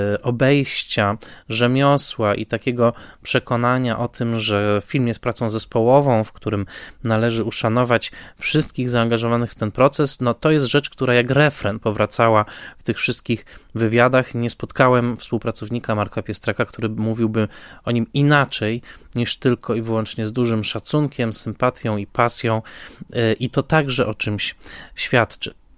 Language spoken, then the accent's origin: Polish; Tarnowskie Góry, Silesian Voivodeship, Poland; Ja natomiast jestem urodzony w Tarnowskich Górach e, w roku 1982